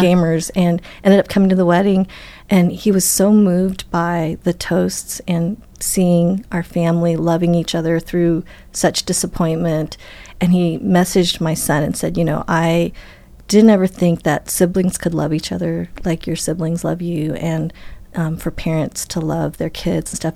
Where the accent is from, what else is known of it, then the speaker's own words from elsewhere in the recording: Wisconsin, United States; I was born in Wisconsin